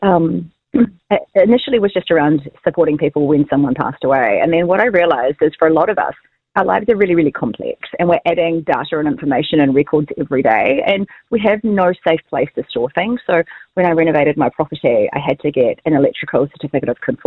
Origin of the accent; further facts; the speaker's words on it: Southbridge, Canterbury, New Zealand; now in Christchurch, New Zealand; I'm from Southbridge and the Rakaia River is really important to me.